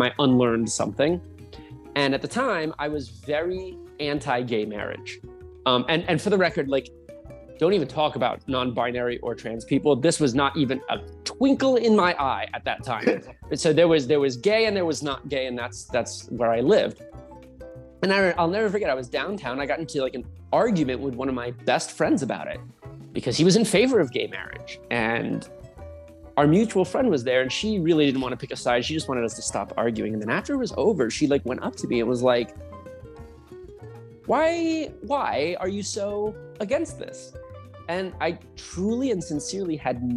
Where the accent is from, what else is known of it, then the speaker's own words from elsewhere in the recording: New Jersey, United States; moved away as an adult; also born or lived in Tempe, Arizona / Southern Utah; now in Utah, United States; I'm from New Jersey. Spent the first 24 years of my life there.